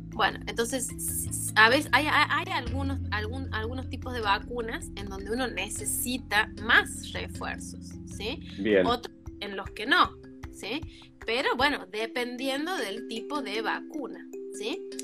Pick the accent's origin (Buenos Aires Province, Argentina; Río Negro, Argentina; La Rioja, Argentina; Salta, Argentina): La Rioja, Argentina; moved away; also born or lived in Córdoba; en realidad estudié en, Córdoba, pero yo soy de La Rioja, de Chile